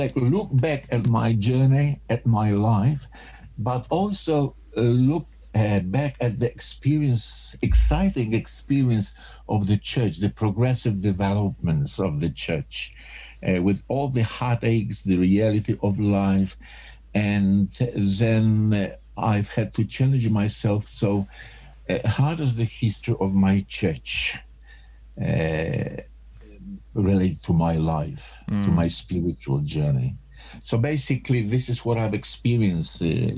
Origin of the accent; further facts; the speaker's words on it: Australia; also born or lived in Poland / Europe; originally I was born in Poland. Then my parents migrated to Australia. That was our sort of a journey to settle into new culture. So basically most of my early years, I was raised up in Australia.